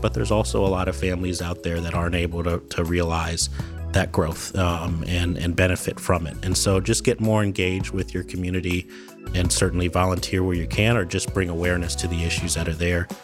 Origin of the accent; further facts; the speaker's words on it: Columbus, Ohio, United States; also born or lived in Wooster, Ohio; I'm born and raised in Columbus. Grew up here